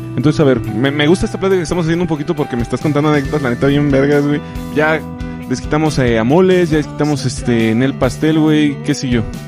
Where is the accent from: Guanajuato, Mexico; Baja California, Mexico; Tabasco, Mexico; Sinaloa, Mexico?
Guanajuato, Mexico; Moroleón; yo también soy oriundo de Moroleón, Guanajuato